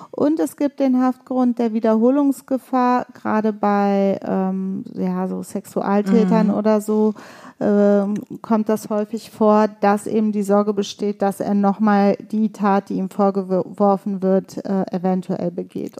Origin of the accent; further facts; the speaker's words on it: Leverkusen, North Rhine-Westphalia, Germany; auch wie ich in Leverkusen geboren, aber wir beide kommen aus Bosnien, ja. beziehungsweise unsere Eltern